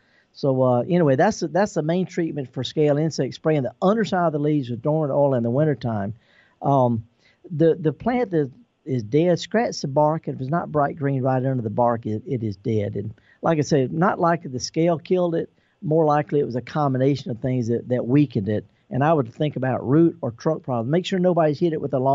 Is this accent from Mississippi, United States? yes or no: yes; Mississippi, United States; I'm born and raised in Mississippi. I'm a Mississippi son.